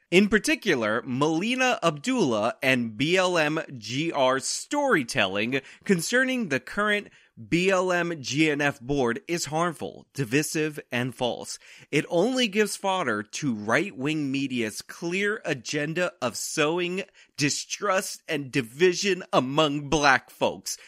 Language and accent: English; United States; we, as the American people